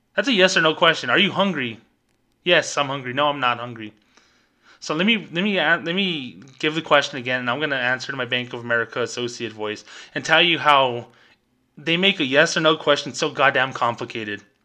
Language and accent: English; New Mexico, United States; my home state, New Mexico